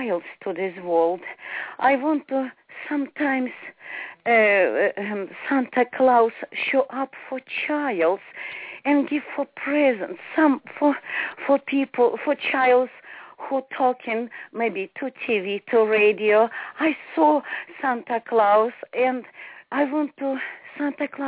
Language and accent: English; Ukraine; English is a second language; moved away as an adult; now in Charleston, United States; I was born to Ukraine, but I lived to America 7 years.